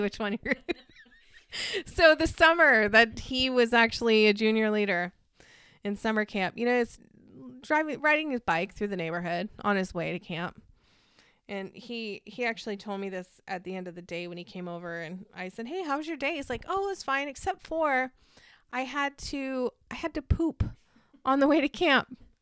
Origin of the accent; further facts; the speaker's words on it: Barstow, California, United States; I grew up in Barstow, California